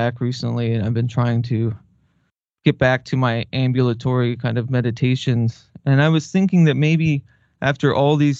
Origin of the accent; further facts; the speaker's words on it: Southwest, United States; when I was a kid, I grew up in the Southwest, mainly with my mother.